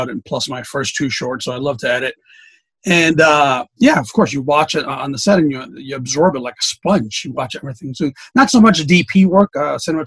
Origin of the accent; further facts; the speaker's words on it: New York City, New York, United States; I grew up in New York City